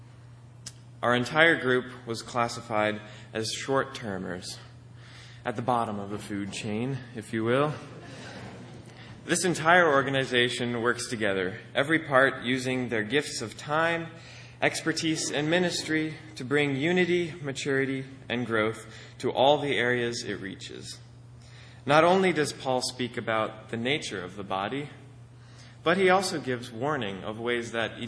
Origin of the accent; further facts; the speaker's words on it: Akron, Pennsylvania, United States; the binational office in my hometown of Akron, Pennsylvania